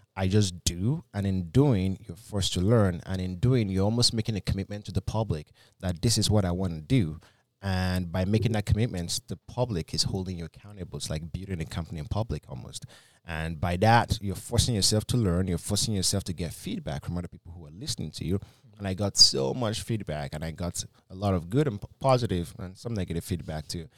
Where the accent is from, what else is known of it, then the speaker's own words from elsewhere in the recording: Nigeria; moved away; when I came from Nigeria, I had a bit of an, a heavy accent. Some of my accent's still there